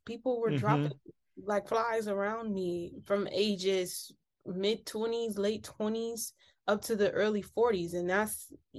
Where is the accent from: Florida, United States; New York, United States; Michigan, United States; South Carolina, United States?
Michigan, United States; Detroit; moved away as an adult; I'm actually from Detroit.